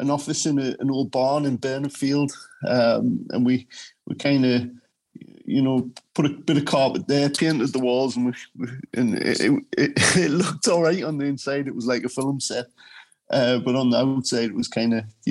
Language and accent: English; United Kingdom; I grew up in Rolling Skill.